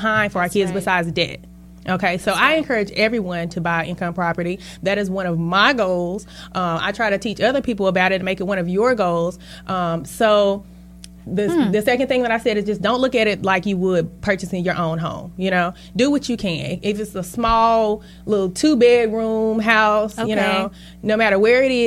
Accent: Charlotte, North Carolina, United States; I'm a hometown girl, so I am from Charlotte

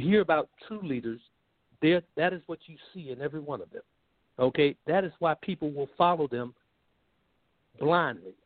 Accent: Columbus, Georgia, United States; moved away as an adult; I grew up in Columbus, Georgia

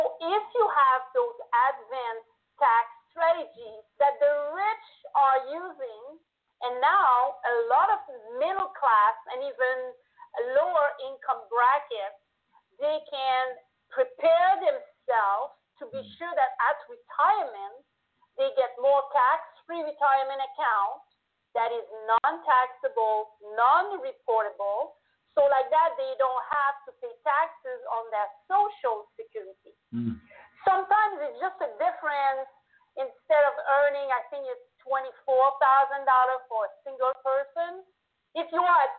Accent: Canada; accent: French-Canadian; now in United States; I'm French-Canadian, so I was in Canada

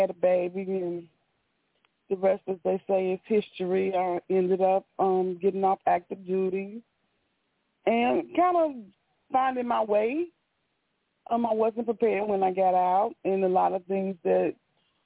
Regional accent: Chicago, Illinois, United States; moved away; I am originally from Chicago, moved back before the pandemic

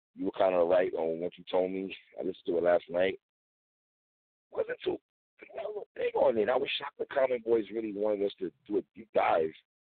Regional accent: Buffalo, New York, United States; I'm from Buffalo, you're from New York.

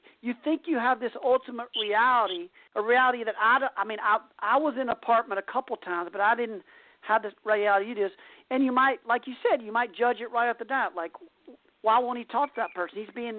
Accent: the South, United States; And then growing up in the South, it's different.

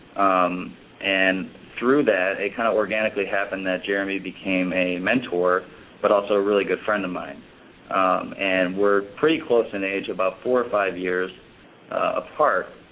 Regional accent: Chicago, Illinois, United States; also born or lived in Florida; I'm originally from Chicago

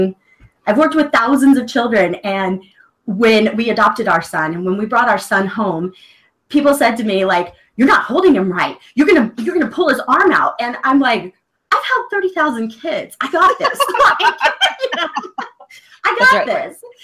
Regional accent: the South, United States; I was raised in the South, and, you know, pretty little Southern girl, stays quiet

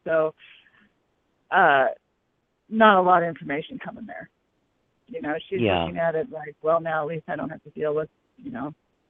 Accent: Denver, Colorado, United States; I'm from Denver.

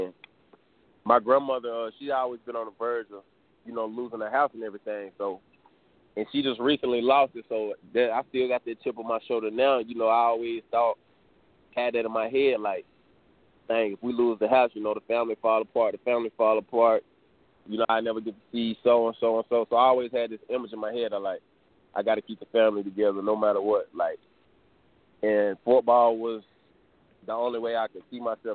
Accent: Shelby, North Carolina, United States; also born or lived in Gastonia, North Carolina; I was born in Shelby.

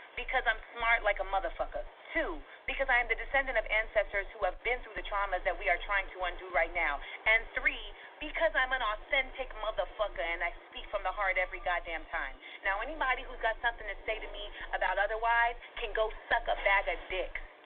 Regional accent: United States; I was born in America. My mother is from Grenada. My father is from Boston

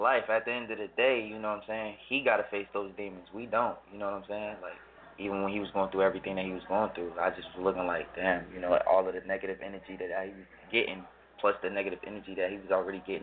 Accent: Newark, New Jersey, United States; I grew up in Newark, New Jersey

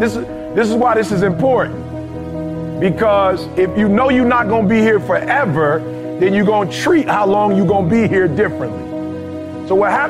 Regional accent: Detroit, Michigan, United States; also born or lived in Chicago; I'm from Chicago originally, grew up in Detroit

